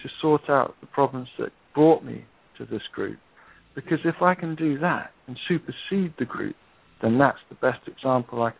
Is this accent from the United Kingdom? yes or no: yes; United Kingdom; I'm a Brit.